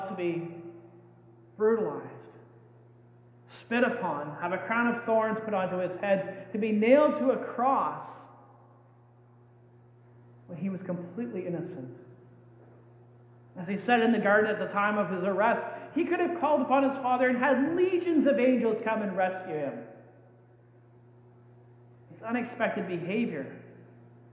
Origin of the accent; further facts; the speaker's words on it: Canada; We're Canadians.